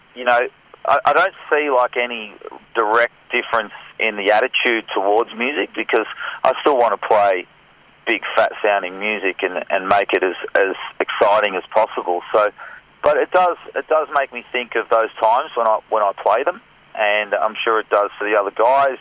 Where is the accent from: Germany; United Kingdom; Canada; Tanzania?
United Kingdom; Scotland; now in Australia; I was born in Scotland and lived in Scotland.